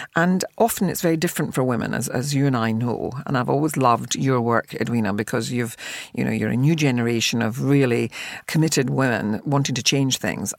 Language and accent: English; Glasgow, Scotland, United Kingdom; I came from a working class family, the other end of the spectrum, in Glasgow.